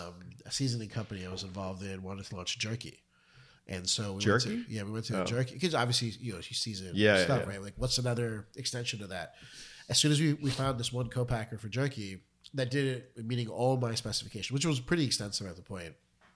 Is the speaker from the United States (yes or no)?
no; India; I'm Indian.